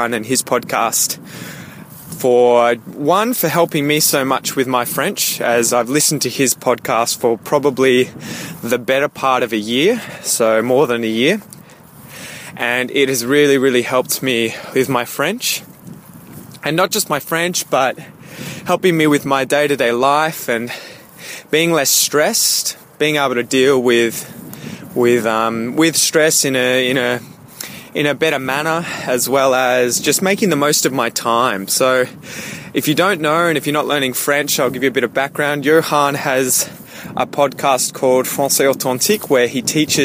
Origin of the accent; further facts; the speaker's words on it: Australia; accent: Australian; the English dialect spoken in Australia and you wanted to copy my accent